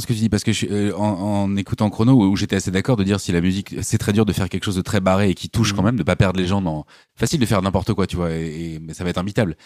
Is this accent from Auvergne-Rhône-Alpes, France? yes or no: no; Normandy, France; j'ai grandi en Normandie au milieu des champs